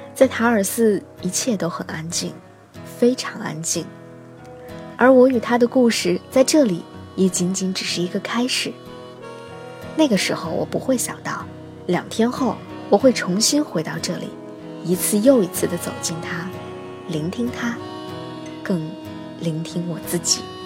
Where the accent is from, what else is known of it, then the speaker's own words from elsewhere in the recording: northern China, China; 作为一个土生土长的北方人